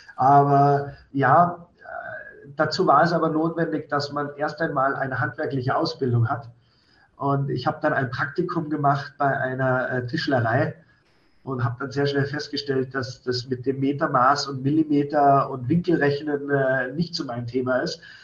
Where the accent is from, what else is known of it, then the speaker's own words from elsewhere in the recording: Schwangau, Bavaria, Germany; Wir sind zwar hier mit im Hotel aufgewachsen